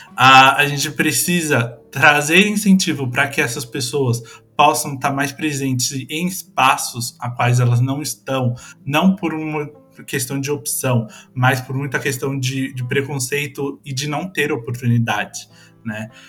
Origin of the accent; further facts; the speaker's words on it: São Paulo, Brazil; moved away; eu venho de São Paulo, né? São Paulo capital